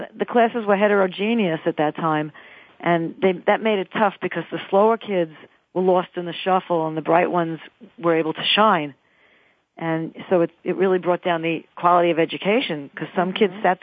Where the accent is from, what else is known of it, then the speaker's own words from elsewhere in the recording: New York City, New York, United States; She and I grew up together in Queens, New York